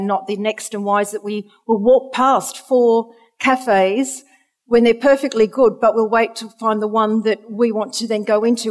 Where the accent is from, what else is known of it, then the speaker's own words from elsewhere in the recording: Australia; moved away; you can hear from my accent, I'm originally from Australia.